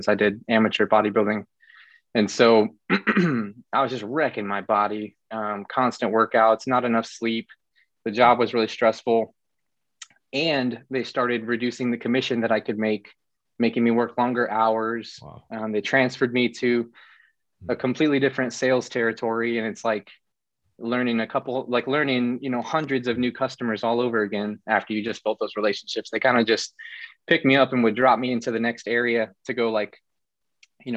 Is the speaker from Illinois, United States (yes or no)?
yes; Illinois, United States; moved away as an adult; now in Florida, United States; we're from the small same area in Illinois